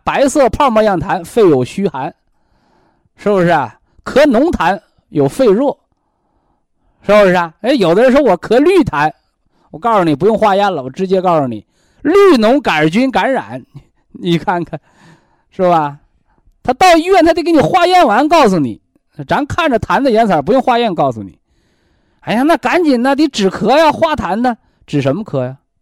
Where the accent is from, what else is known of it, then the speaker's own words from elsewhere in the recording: China; 我们中国人